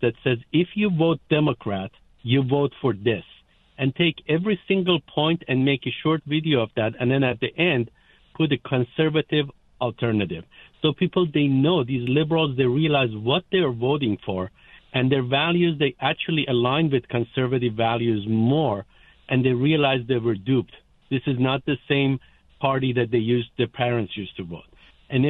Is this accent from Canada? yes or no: no; Iran; now in United States; I'm a legal immigrant. I'm a refugee myself. I'm from Iran.